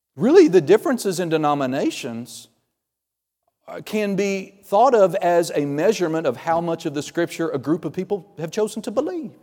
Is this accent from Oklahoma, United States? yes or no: yes; Okie from Muskogee, Oklahoma, United States